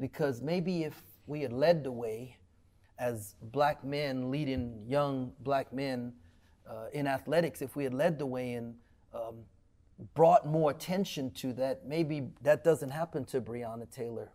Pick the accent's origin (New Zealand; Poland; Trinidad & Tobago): Trinidad & Tobago; also born or lived in Cleveland, Texas; now in Waco, United States; I was born in Trinidad